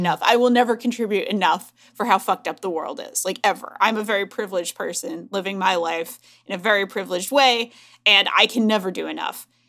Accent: United States; as an American

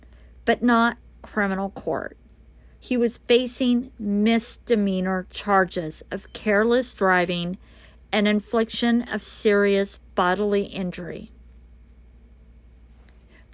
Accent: Colorado, United States; the Colorado area, my home state

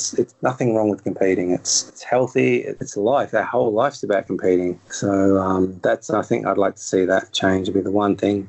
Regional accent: England, United Kingdom; I'm an English person, I'd say morning, because over here, I probably get up 6 o'clock, something like that, and go to bed at 9:30, 10. But when I'm in England, I'm the other way around.

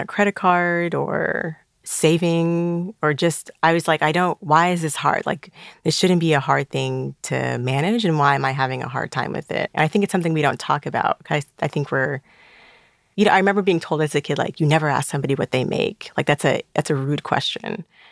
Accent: South Florida, United States; also born or lived in Trinidad and Tobago; I was born in Trinidad and Tobago and raised in South Florida.

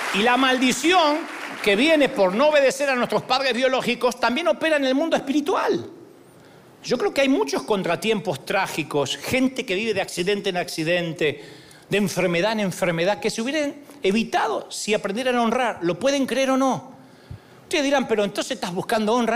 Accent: Argentina; Me va a salir el argentino de adentro.

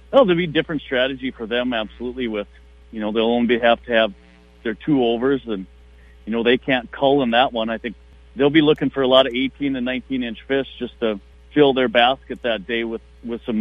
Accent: Ashby, Minnesota, United States; fished these couple lakes right next to my hometown in Ashby

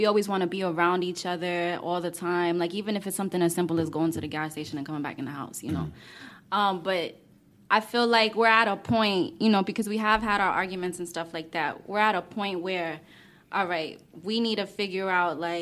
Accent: Washington, District of Columbia, United States; moved away; I was born and raised in Washington, D.C. Columbia Heights

